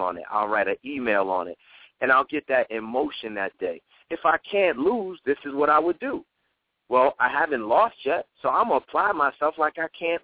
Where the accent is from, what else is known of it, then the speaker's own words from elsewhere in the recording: New York City, New York, United States; growing up in the Bronx